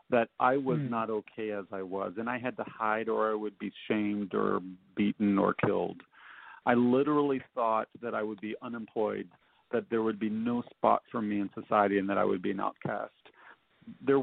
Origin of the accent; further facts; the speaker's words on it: Nashville, Tennessee, United States; I grew up in Nashville